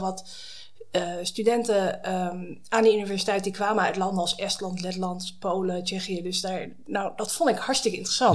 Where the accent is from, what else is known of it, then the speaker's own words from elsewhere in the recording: Drenthe, Netherlands; moved away as an adult; also born or lived in United States / Utrecht / Leiden / Armenia; now in The Hague, Netherlands; ik kom oorspronkelijk uit Noord-Drenthe